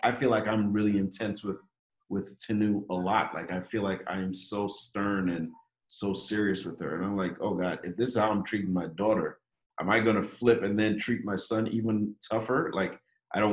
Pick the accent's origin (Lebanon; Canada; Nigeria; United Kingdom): Nigeria; moved away; also born or lived in Jos; When we grew up in Nigeria